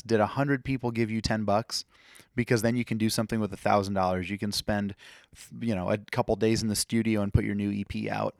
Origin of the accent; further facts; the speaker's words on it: Fort Dodge, Iowa, United States; this is my hometown.